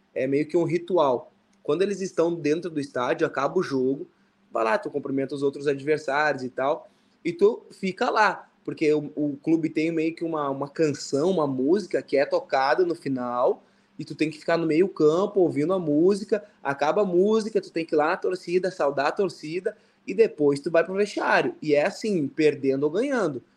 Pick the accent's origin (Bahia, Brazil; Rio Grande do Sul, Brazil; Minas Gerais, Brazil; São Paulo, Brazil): Rio Grande do Sul, Brazil; the South; moved away as an adult; now in Indonesia; como eu sou do Sul, para mim esse tipo de jogo é normal, é, é o que eu, é o, onde eu me criei, é minha raiz